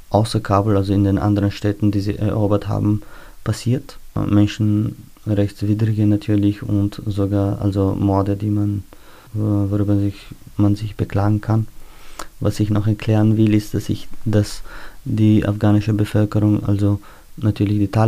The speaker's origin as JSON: {"language": "German", "country": "Austria", "said": "Ich bin ein Österreicher"}